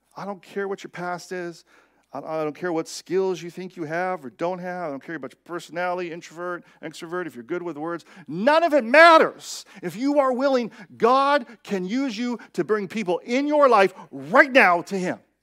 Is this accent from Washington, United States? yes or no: yes; Seattle, Washington, United States; I am from Seattle